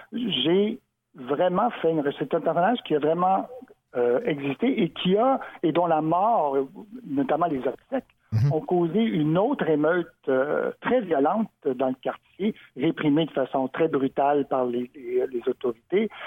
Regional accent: Montreal, Quebec, Canada; Moi qui suis né à Montréal, comme ma mère d'ailleurs, donc je suis Montréalais, le pur béton

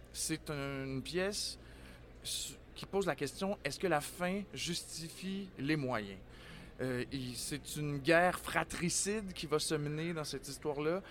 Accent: Quebec City, Quebec, Canada; je suis un natif de Québec

